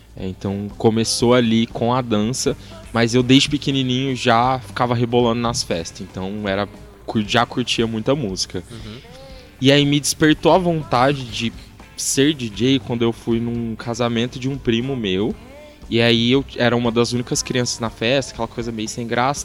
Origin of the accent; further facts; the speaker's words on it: Franca, São Paulo, Brazil; also born or lived in Uberlândia; Eu sou nascido em Uberlândia, mas só nascido. Eu fui só para nascer mesmo, e aí eu já vim pra Franca com, sei lá, algumas semanas de, de idade. E aí eu tô aqui desde então.